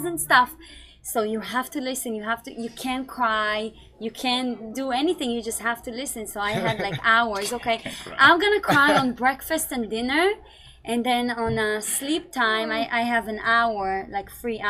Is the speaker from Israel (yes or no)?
yes; Israel; moved away as an adult; I was born and raised in Israel